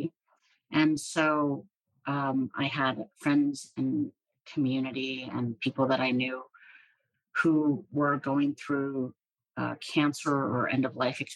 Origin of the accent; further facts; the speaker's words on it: Hershey, Pennsylvania, United States; I grew up in central Pennsylvania. I was born in Hershey, Pennsylvania, where they make some chocolates